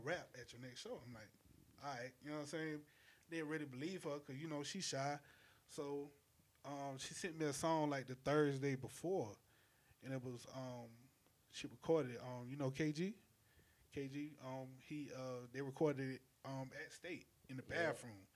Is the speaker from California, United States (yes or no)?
no; St. Matthews, South Carolina, United States; also born or lived in Orangeburg; I'm from Calhoun County, St. Matthews